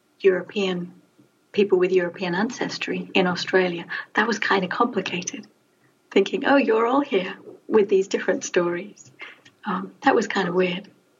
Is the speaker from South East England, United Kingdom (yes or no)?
no; London, United Kingdom; now in England; because I'm a Londoner. All my ancestry for the last 200 or 300 years comes from London.